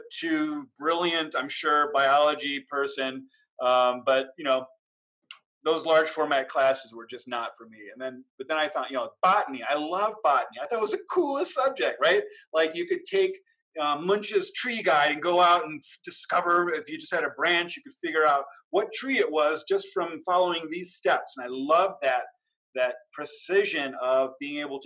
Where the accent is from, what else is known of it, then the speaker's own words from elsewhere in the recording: Cleveland Heights, Ohio, United States; I grew up in Cleveland Heights, Ohio, which is a near eastern suburb of Cleveland